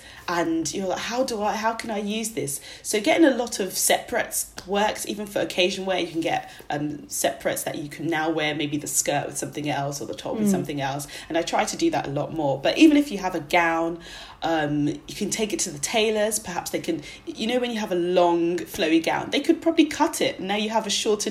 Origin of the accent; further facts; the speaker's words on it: Nigeria; I'm Nigerian, and we have really big weddings.